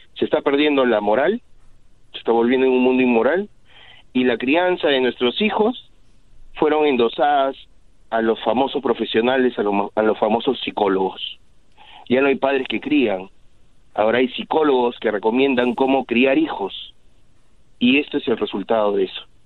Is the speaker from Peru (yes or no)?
yes; Peru; moved away; en mi país, yo soy de Perú, yo me acuerdo que en mi escuela